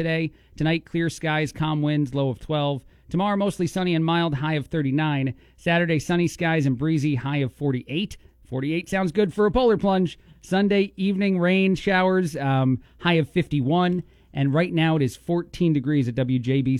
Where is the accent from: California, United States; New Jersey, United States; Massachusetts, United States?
New Jersey, United States; now in Bloomington, United States; We're all from Jersey.